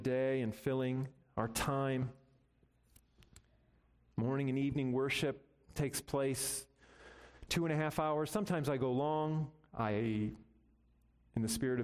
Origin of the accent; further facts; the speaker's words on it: United States; as American Christians